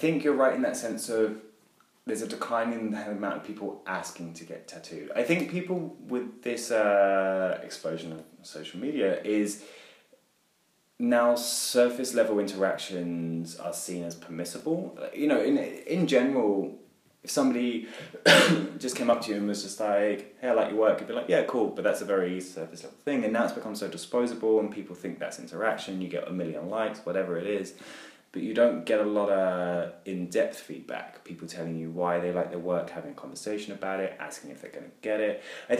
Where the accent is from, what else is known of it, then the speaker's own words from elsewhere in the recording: England, United Kingdom; But, obviously, I'm English, so I always have a place for tea.